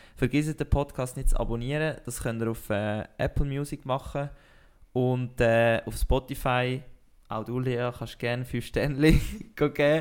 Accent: Switzerland; wir als, als Schweizer Sportpodcaster

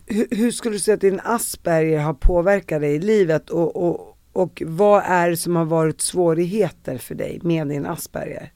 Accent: Sweden; vi som svenskar

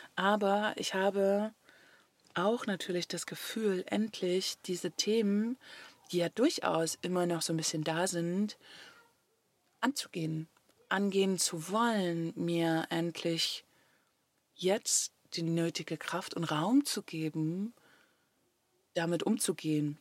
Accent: Germany; moved away as an adult; Deutschland ist eben da, wo ich aufgewachsen bin

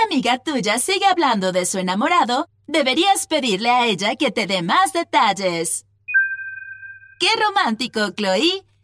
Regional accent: Mexico; now in Madrid, Spain; Empezamos a hablar sobre café y le dije que vengo de México y que a mi mamá siempre le gustó el café de allá, etc.

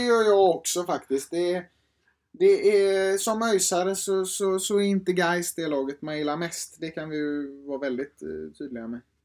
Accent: Gothenburg, Västra Götaland, Sweden; Jag är 18 år, från Göteborg

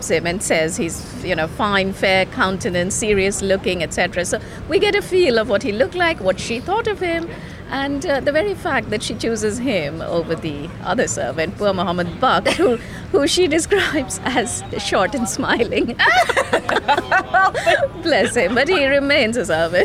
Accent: Delhi, India; moved away; I grew up in Delhi

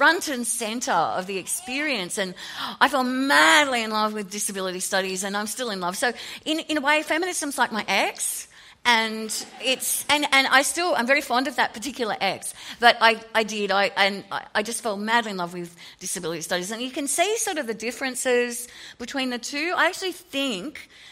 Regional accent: Sydney, New South Wales, Australia; moved away as an adult; now in Melbourne, Australia; I grew up in Sydney. I now live in Melbourne.

